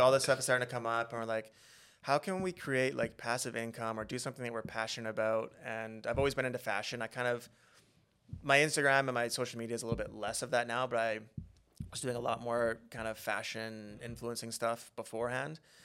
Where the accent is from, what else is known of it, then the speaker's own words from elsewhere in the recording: Beaumont, Alberta, Canada; now in Vancouver, Canada; growing up in Beaumont, we had really good childhoods